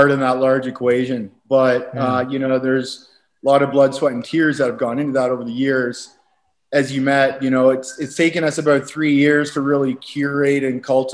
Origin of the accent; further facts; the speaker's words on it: Walkerton, Ontario, Canada; moved away as an adult; also born or lived in Calgary / Costa Rica; growing up in Canada, you know, I grew up in a small town, 5,000 people, very, very kind of uneventful, boring, rural Canadian community, about 2 hours outside of Toronto